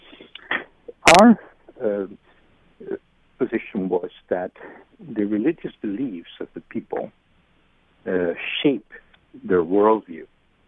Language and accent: English; Uruguay; moved away as an adult; also born or lived in Brazil border; now in Suffolk, United States; my experience growing up in Uruguay and in the border with Brazil